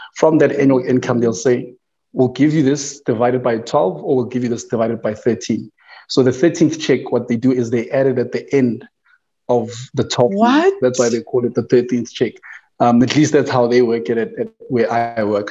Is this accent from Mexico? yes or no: no; Tembisa, Gauteng, South Africa; I was born in Tembisa, um, born and raised